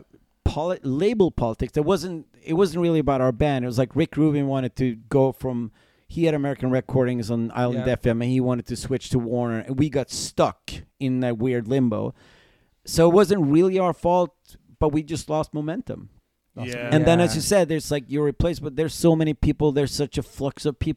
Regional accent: Sweden; we're a band from Sweden.

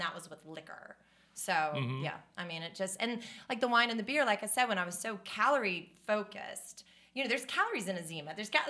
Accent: Charlotte, North Carolina, United States; also born or lived in Palos Verdes, California / Los Angeles, California; I was born in California, but I was raised in Charlotte

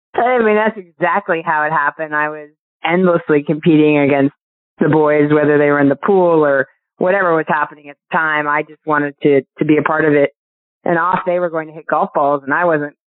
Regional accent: Syracuse, New York, United States; I grew up in Syracuse, New York

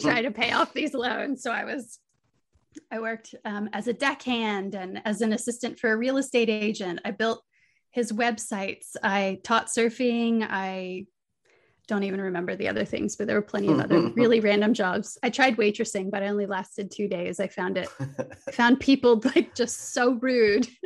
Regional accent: St. Augustine, Florida, United States; moved away as an adult; now in Byron Bay, Australia; I grew up in Saint Augustine

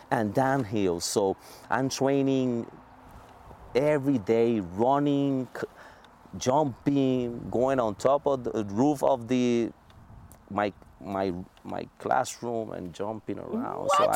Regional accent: Puerto Rico; strong yes Puerto Rico

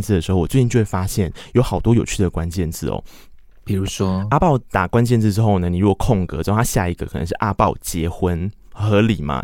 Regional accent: Tainan, Taiwan; 我是台南人，然后我高中是台南一中

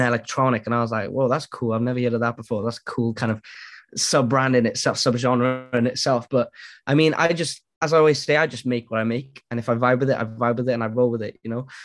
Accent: Wales, United Kingdom; now in Cardiff, United Kingdom; I'm Welsh born and bred, man. Wales.

